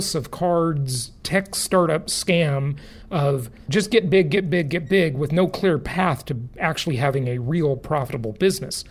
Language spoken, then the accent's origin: English; Los Angeles, California, United States; moved away; my hometown. I grew up there